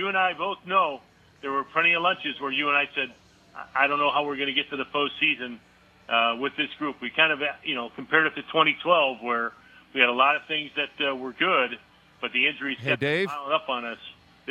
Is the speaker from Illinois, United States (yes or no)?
yes; Chicago, Illinois, United States; moved away; I grew up in Chicago. I tell this story as much as I can. I was born in 1964.